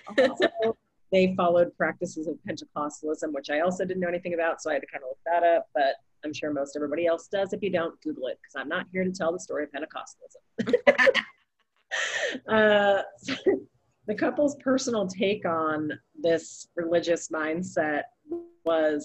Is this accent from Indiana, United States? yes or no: no; Southern California, United States; I grew up in Southern California